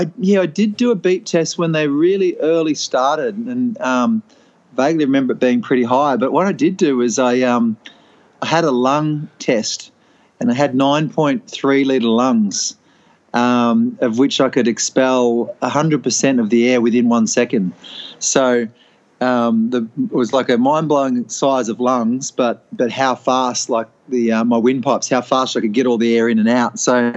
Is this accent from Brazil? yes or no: no; Preston, Victoria, Australia; born there; Yeah, I was born in Preston, actually, so Collingwood Heartland.